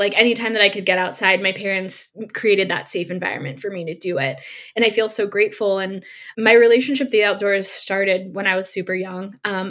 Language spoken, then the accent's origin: English; Sonoma County, Bay Area, California, United States; moved away as an adult; now in Sacramento, United States; I grew up in the Bay Area, like you said, Bay Area native, born and raised, but I recently moved to Sacramento, California, so just a little way up the road.